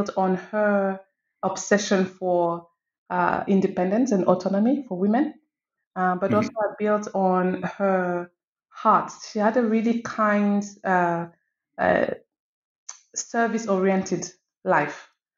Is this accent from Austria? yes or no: no; Cameroon; now in Morocco; So I am from Cameroon, and I'm also French. I currently live in Morocco, having lived in many other places.